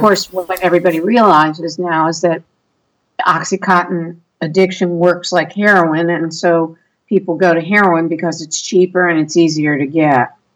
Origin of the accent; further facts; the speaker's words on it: Maryland, United States; we're from Maryland